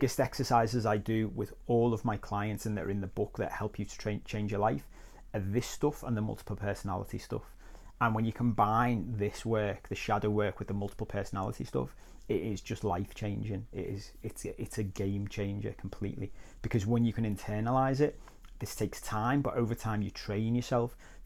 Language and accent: English; Liverpool, North West England, United Kingdom; where I was brought up in Liverpool